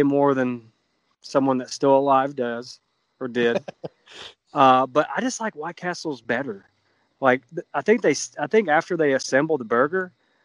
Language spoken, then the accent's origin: English; Alabama, United States; we're from Alabama